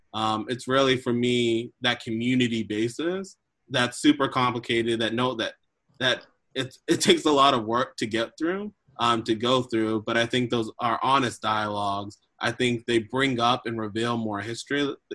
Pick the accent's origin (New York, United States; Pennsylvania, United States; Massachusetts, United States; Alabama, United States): Massachusetts, United States; Boston; I was born in Boston, about what in the North, I wasn't born in the North End.